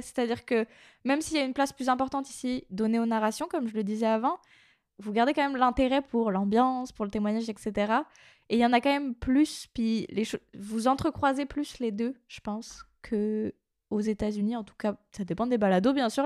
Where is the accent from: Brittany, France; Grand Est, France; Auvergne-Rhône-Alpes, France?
Brittany, France; near Brest; also born or lived in Quebec; en Bretagne, à Brest, donc la grande ville à côté de là où j'ai grandi